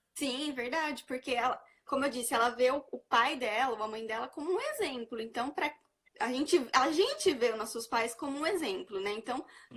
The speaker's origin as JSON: {"language": "Portuguese", "town": "Araraquara", "region": "São Paulo", "country": "Brazil", "said": "Eu sou daqui de Araraquara, sou do interior de São Paulo"}